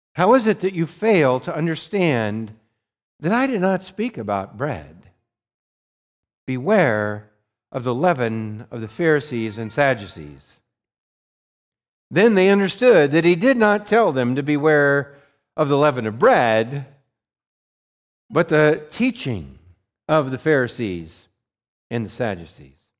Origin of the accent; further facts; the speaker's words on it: Montana, United States; I grew up in Montana